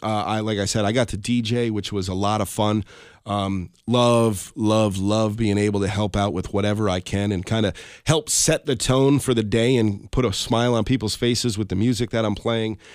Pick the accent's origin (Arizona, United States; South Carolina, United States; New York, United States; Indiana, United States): New York, United States; Colonie; when we were growing up in Colony